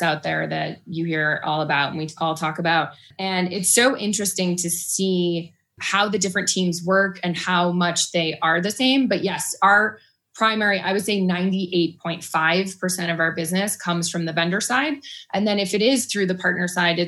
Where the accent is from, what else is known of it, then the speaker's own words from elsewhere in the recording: Boston, Massachusetts, United States; moved away as an adult; now in Boulder, United States; I am from Massachusetts and the Boston area, and recently, actually 8 years ago, so I don't know if we can call it recently, moved out to Boulder.